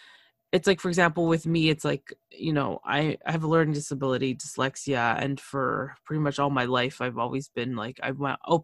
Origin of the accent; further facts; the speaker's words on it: Canada; first language Spanish; English is a second language; my parents are from Nicaragua. And I was born in Canada. So I was taught Spanish as soon as I came out, basically. And I didn't speak English until I got to school, when I was in like 3 or 4